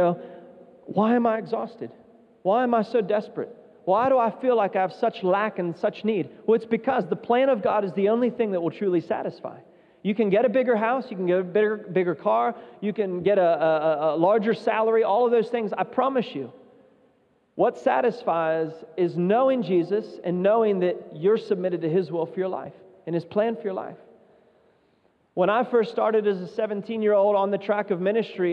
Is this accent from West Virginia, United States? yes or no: yes; West Virginia, United States; moved away as an adult; also born or lived in Zambia; I was from West Virginia, which is kind of, you know, a redneck state